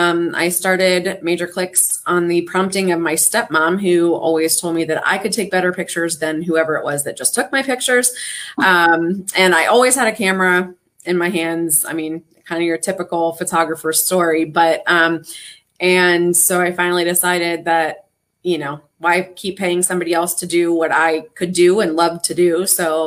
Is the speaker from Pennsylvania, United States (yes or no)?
yes; Pittsburgh, Pennsylvania, United States; born there; I'm from the Pittsburgh area. That's where I was born, but I lived here when I was little, and I've lived here for about 12 or 13 years now. So this is kind of home, but Western PA is also home.